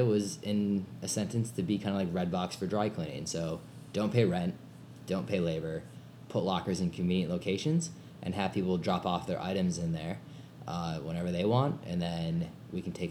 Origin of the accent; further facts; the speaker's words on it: Chicago, Illinois, United States; also born or lived in New York / London / South Africa / West Coast; I'm from Chicago area. Grew up around here